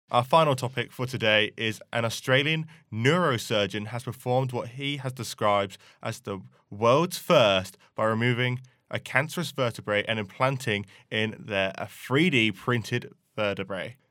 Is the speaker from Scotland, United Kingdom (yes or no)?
no; Banbury, South East England, United Kingdom; my hometown in Banbury